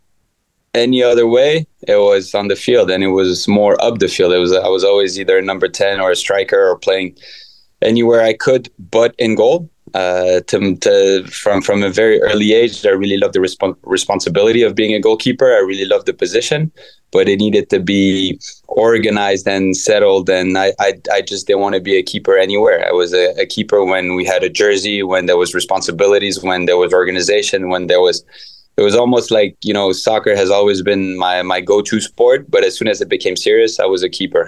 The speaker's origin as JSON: {"language": "English", "area": "Paris area", "region": "Île-de-France", "country": "France", "tie": "born or raised there", "moved": "yes", "lives_now": "Atlanta, United States", "said": "Growing up in the Paris area"}